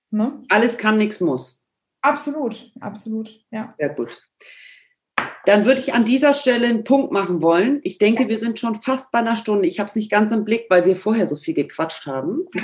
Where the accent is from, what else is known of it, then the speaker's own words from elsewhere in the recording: Northern Germany, Germany; accent: Hamburg; ich mache es mit dem Hamburger Slang, manchmal ein bisschen nasal, aber so ist das eben. Ja? Ich komme eben aus dem Norden und du aus dem Pott.